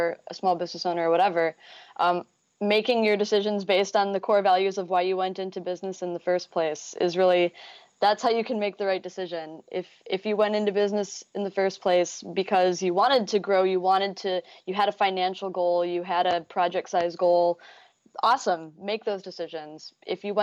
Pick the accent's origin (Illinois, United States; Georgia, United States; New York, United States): Illinois, United States; Chicago; now in Minneapolis, United States; I am a designer and front-end WordPress developer located in Minneapolis. I'm originally from the Chicago area